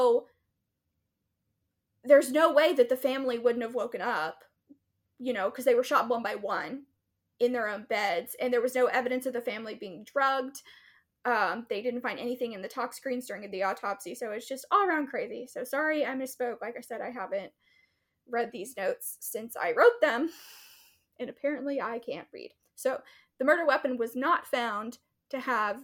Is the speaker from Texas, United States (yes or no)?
yes; East Texas, United States; I grew up in East Texas